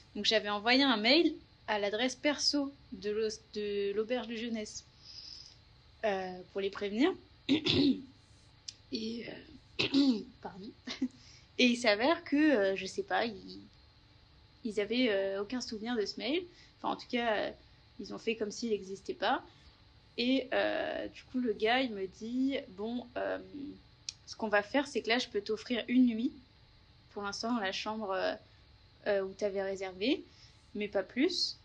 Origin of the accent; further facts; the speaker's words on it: Paris region, Yvelines, Île-de-France, France; moved away as an adult; now in Melbourne, Australia; je suis française. Je viens de région parisienne, du 78